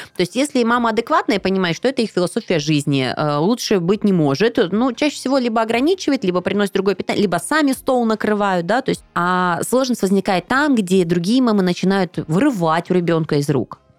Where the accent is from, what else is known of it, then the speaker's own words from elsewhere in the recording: Siberia, Russia; Я же из Сибири